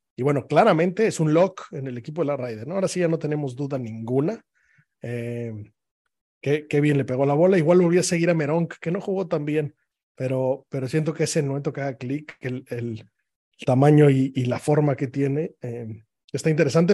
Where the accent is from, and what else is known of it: Mexico